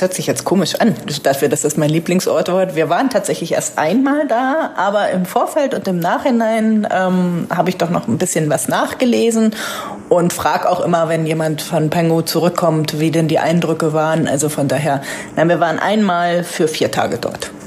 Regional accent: Northern Germany, Germany; als Norddeutsche fühle ich mich da sehr wohl

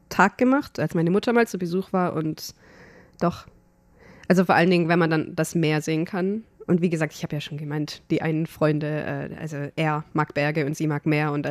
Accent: Germany; weil ich bin Deutsche, warum?

